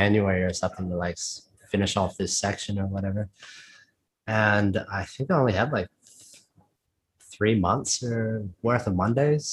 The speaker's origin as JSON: {"language": "English", "town": "Sydney", "region": "New South Wales", "country": "Australia", "moved": "as an adult", "lives_now": "Brisbane, Australia", "said": "I'm kind of from Sydney"}